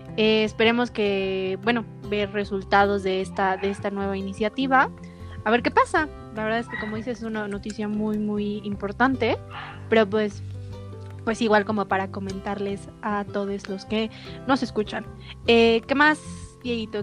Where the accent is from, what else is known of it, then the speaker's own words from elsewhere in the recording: Mexico City, Mexico; nosotros que eh, somos de la Ciudad de México